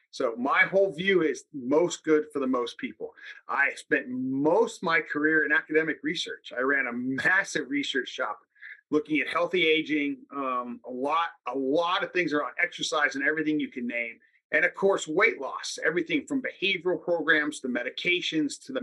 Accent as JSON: {"language": "English", "town": "Salinas", "region": "California", "country": "United States", "tie": "born or raised there", "said": "I'm from Salinas, California. I grew up working in the lettuce fields."}